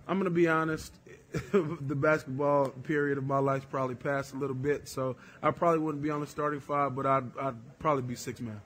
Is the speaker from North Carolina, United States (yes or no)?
yes; North Carolina, United States; moved away; I'm from North Carolina, it's a basketball state.